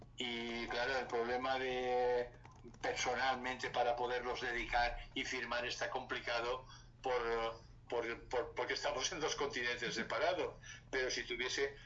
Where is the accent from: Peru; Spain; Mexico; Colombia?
Spain; Valencia, Valencian Community; que es del barrio donde yo nací, del barrio de Ruzafa, ah. que es un barrio muy popular y con mucho arraigo en Valencia